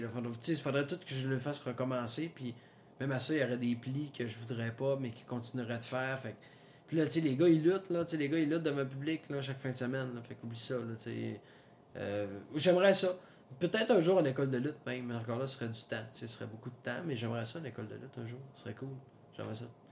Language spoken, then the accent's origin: French; Saguenay, Quebec, Canada; je viens du Saguenay